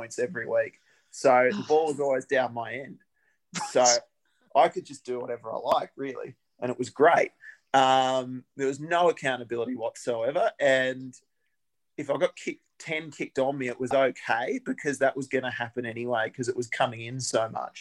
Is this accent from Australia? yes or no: yes; Albury, New South Wales, Australia; moved away as an adult; now in Canberra, Australia; I grew up in Albury Wodonga and started playing there.